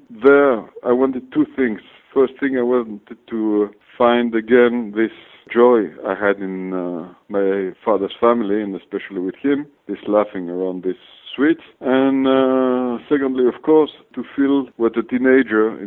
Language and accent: English; France; moved away as an adult; now in Greece; I was brought up in France, as I arrived when I was 3 months old, and came back to Greece in 2000.